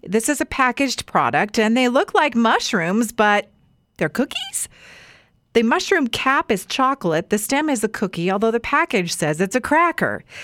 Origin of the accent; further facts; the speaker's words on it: Weiser, Idaho, United States; Yeah, that's my hometown